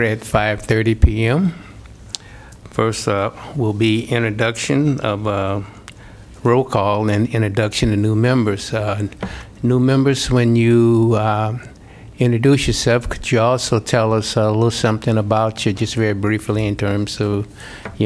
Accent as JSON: {"language": "English", "town": "East St. Louis", "region": "Illinois", "country": "United States", "moved": "as an adult", "lives_now": "Iowa City, United States", "said": "I'm from East St. Louis, Illinois, and I ended up in Iowa City because I came to the university on a football scholarship, and I never left"}